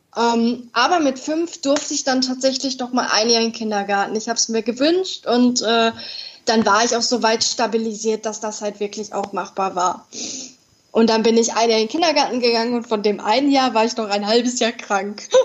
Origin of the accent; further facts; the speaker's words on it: Dortmund, North Rhine-Westphalia, Germany; ich bin 22 Jahre alt und komme aus Dortmund, aus dem Ruhrgebiet